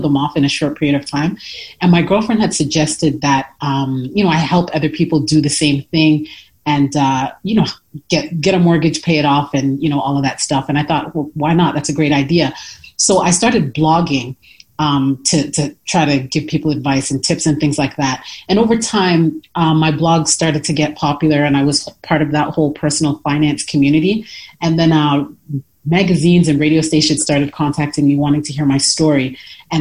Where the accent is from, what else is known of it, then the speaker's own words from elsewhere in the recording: Toronto, Ontario, Canada; moved away as an adult; now in United States; I'm originally from Toronto, Canada